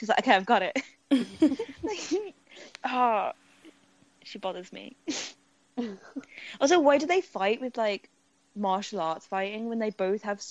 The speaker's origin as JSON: {"language": "English", "region": "England", "country": "United Kingdom", "said": "we're both white and we're both from England"}